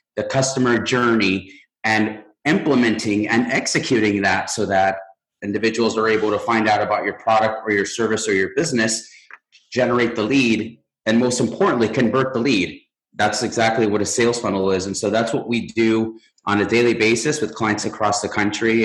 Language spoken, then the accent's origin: English; Mexico; now in United States; I'm from Mexico